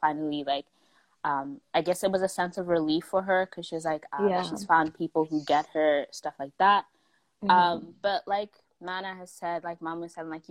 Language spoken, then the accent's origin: English; Saskatchewan, Canada; accent: Canadian; also born or lived in South Africa; growing up in Saskatchewan was really weird